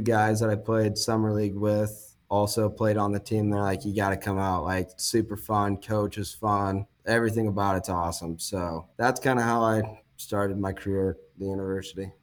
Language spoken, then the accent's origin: English; Lincoln, Nebraska, United States; born and raised here in Lincoln